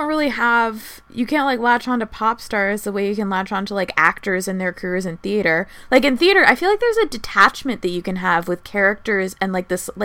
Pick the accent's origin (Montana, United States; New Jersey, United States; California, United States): New Jersey, United States; I grew up in New Jersey